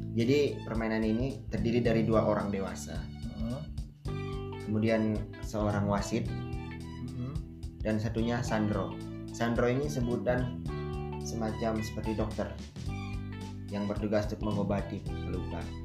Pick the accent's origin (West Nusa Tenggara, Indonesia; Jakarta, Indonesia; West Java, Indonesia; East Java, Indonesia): West Nusa Tenggara, Indonesia; Sumbawa; dari Sumbawa, dari kecil dari Sumbawa. Orang tua dua-duanya asal dari sana